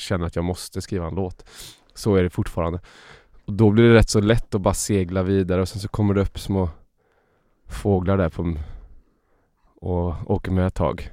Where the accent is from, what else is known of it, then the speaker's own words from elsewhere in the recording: Uddevalla, Västra Götaland, Sweden; jag växte upp i Bohuslän